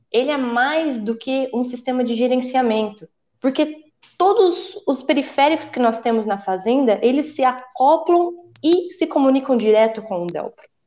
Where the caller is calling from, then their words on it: Ribeirão Preto, São Paulo, Brazil; Estou falando aqui de Ribeirão Preto.